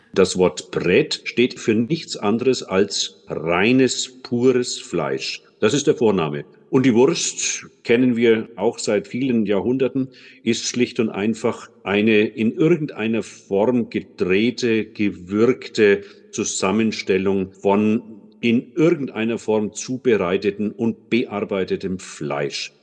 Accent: Nuremberg, Bavaria, Germany; als geborener Nürnberger

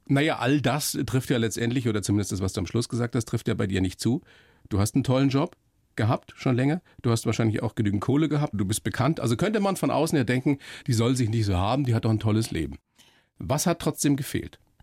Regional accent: Weiden in der Oberpfalz, Bavaria, Germany; moved away; ich bin hier in Weiden in der Oberpfalz aufgewachsen, meine Eltern kommen aus dem Norden, dass ich nicht richtig Dialekt

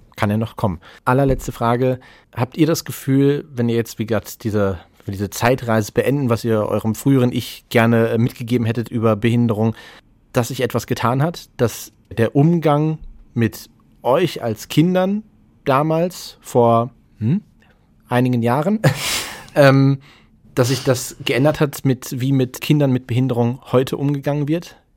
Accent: Essen, North Rhine-Westphalia, Germany; Meine Heimatstadt Essen, übrigens Kulturhauptstadt 2010

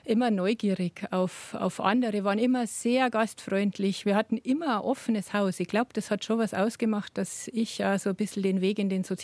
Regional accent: Bavaria, Germany; now in Upper Palatinate, Germany; aufgewachsen bin ich in Niederbayern

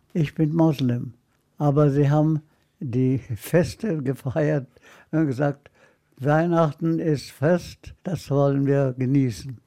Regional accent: Haifa, Haifa District, Israel; also born or lived in Nablus, Palestine; now in Munich, Germany; wir wohnten in der sogenannten deutschen Kolonie in Haifa

